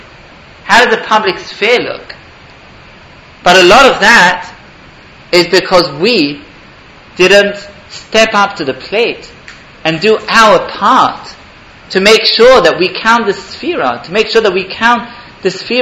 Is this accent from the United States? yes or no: no; England, United Kingdom; now in Israel; I grew up in England